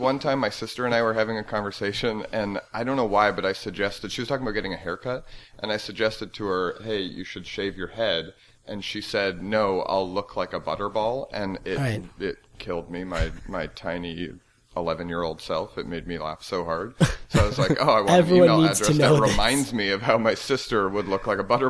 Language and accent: English; Canada; I did not have AIM because I'm Canadian.